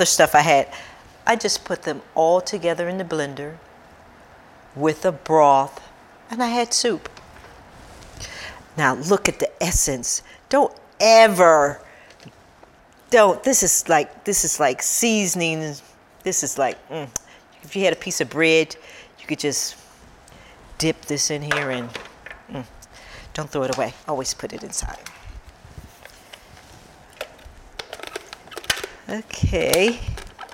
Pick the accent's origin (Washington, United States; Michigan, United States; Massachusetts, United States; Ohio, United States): Michigan, United States; Detroit; I grew up in Detroit